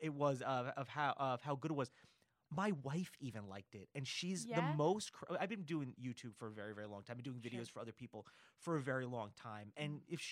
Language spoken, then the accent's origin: English; outside New York City, United States; now in Los Angeles, United States; I grew up out like about 45 minutes outside of New York City